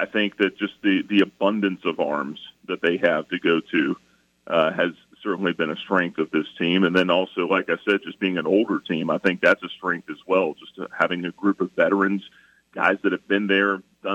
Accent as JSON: {"language": "English", "town": "Atlanta", "region": "Georgia", "country": "United States", "tie": "born or raised there", "moved": "yes", "said": "I grew up in Atlanta."}